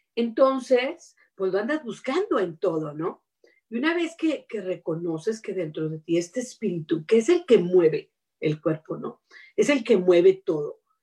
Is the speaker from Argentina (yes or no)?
no; Mexico; now in United States; yo he vivido lejos de mi patria, vivo en Estados Unidos, pero me crié, ¿verdad? Y soy de México